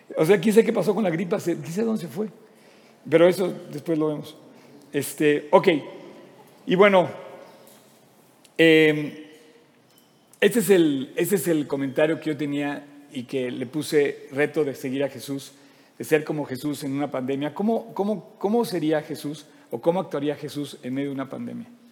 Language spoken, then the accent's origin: Spanish; Mexico; ¿Por qué somos mexicanos? porque nacimos en México.